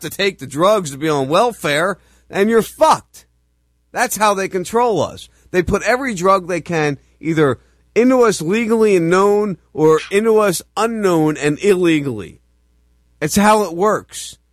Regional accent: New Jersey, United States; I grew up in New Jersey

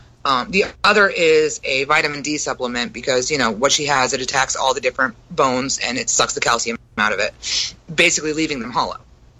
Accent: Brooklyn, New York, United States; I'm from Brooklyn.

